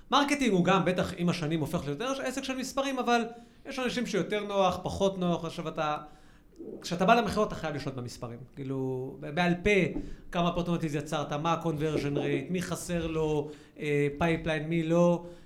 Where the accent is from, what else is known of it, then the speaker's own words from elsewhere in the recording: United States; moved away; also born or lived in Israel; גדלתי גם בארצות הברית